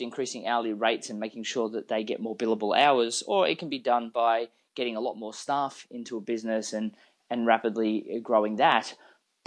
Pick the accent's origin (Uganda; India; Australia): Australia; moved away as an adult; now in Austin, United States; I'm actually originally from Australia. I've only lived in Austin for the last few years.